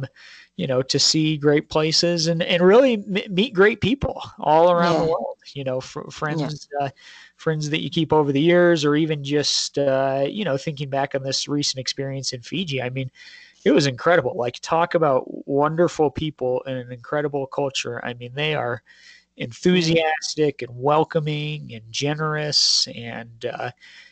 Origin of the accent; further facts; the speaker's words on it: Colorado, United States; I grew up in the Rocky Mountains here in Colorado